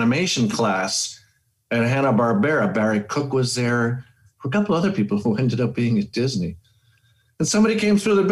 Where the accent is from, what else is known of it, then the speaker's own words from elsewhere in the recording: Panama City, Panama; moved away as an adult; also born or lived in Boston, United States; now in Los Angeles, United States; went back to Panama, which is where I was born and raised